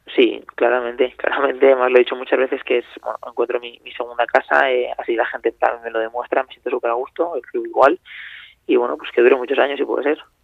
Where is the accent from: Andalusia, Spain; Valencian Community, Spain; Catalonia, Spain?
Valencian Community, Spain; Valencia; now in Zaragoza, Spain; soy de Valencia